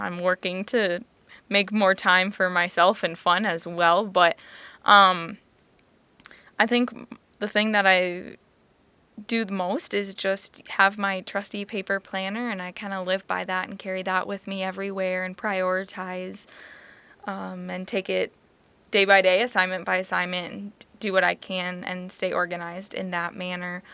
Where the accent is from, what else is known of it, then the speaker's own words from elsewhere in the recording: Farmington, Minnesota, United States; moved away as an adult; now in Brookings, United States; I'm originally from Farmington, Minnesota